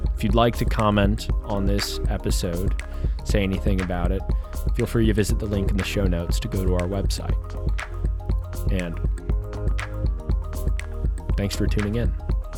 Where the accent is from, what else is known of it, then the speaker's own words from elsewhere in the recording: Kansas City, United States; now in California, United States; I'm living in California now, but I'm from Kansas City